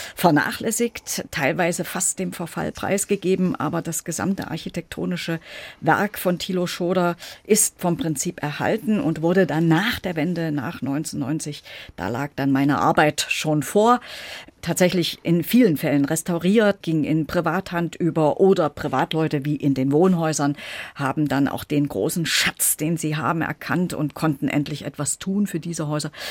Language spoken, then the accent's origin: German; Gera, Thuringia, Germany; moved away as an adult; also born or lived in Leipzig; now in Weimar, Germany; ich war eben lange Zeit die Leiterin der Kunstsammlung meiner Heimatstadt Gera